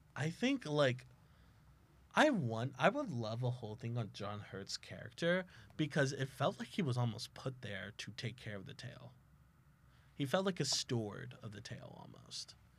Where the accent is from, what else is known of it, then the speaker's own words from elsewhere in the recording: South Texas, United States; now in Oklahoma, United States; I am from South Texas